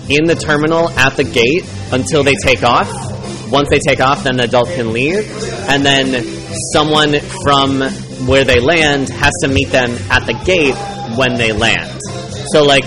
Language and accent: English; Chicago, Illinois, United States; I'm from Chicago.